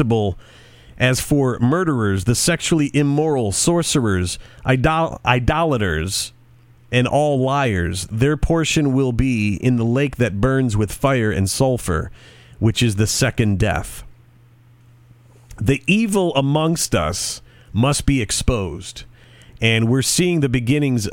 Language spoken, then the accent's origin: English; United States; All of us, of us born and raised in the United States